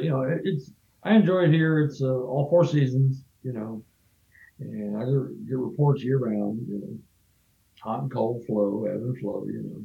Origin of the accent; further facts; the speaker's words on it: Texas, United States; I'm from Texas, so you're more in that belt.